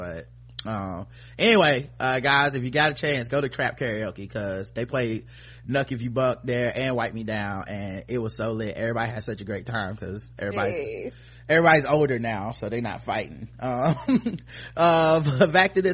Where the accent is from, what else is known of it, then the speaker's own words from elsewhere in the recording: the South, United States; I'm from the South